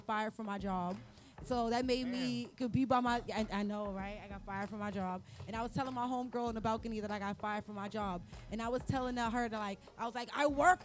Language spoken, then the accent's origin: English; New York City, New York, United States; I'm from the Bronx.